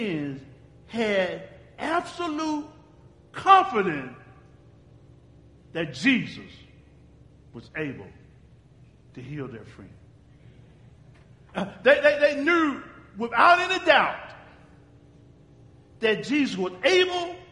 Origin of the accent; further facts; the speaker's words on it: Uganda; And we're from Uganda